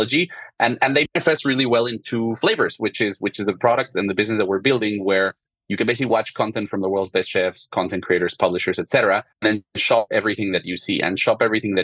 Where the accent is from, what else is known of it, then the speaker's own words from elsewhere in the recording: Mexico City, Mexico; moved away as an adult; also born or lived in France; I'm originally from Mexico City and grew up in a family of restaurants and chefs